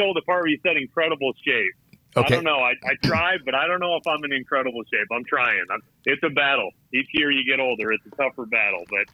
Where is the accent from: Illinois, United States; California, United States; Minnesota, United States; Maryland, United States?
Illinois, United States; just outside of Naperville; moved away; I'm from Illinois originally myself, up north of kind of near the city. I grew up just outside of Naperville